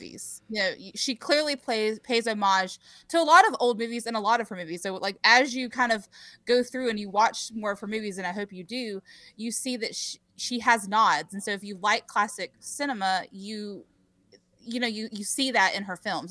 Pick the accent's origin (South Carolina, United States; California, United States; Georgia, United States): South Carolina, United States; Rock Hill; the theater in my hometown. I'm from, uh, Rock Hill, South Carolina